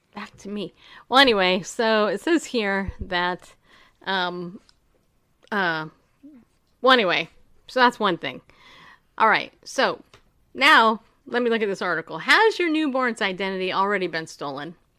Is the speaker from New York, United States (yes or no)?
yes; New York, United States; I was born in New York